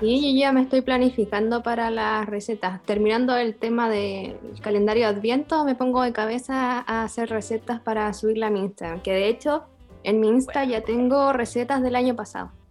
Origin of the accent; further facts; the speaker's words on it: Concón, Valparaíso, Chile; soy de Concona